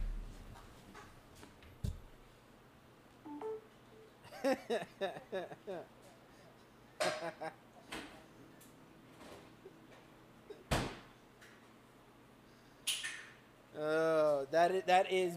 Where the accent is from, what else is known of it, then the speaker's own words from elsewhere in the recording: the South, United States; I'm from the South